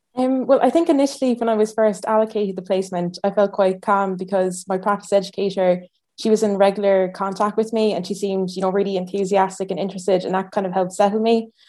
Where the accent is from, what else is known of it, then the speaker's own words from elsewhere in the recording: Ireland; now in Edinburgh, United Kingdom; I'm from Ireland originally